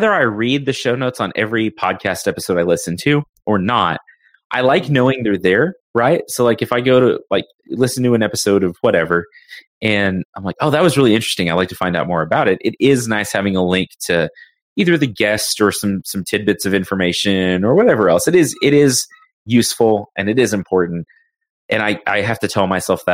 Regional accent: Texas, United States; I'm a Texan. I'm, you know, have lived in Texas pretty much my whole life

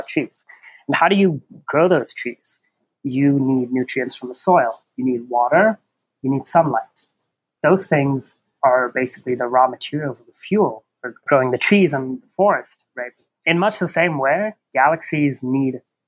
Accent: Bangladesh; moved away as an adult; also born or lived in Oregon, United States; now in New Mexico, United States; I'm from Bangladesh originally. I've lived there all my life until high school, and then I moved here to the U.S. to do a bachelor's.

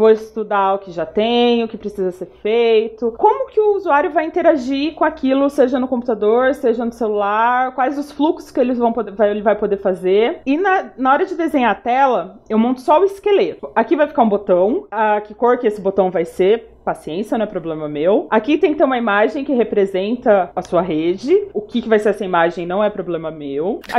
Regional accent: Paraná, Brazil; now in São Paulo, Brazil; Eu sou uma paranaense que tá em São Paulo há algum tempo já

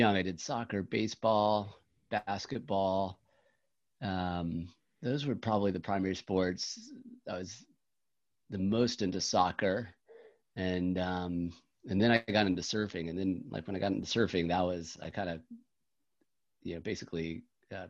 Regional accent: Jacksonville Beach, Florida, United States; I grew up on the East Coast in a small town on the East Coast of Florida, Jacksonville Beach, Neptune Beach.

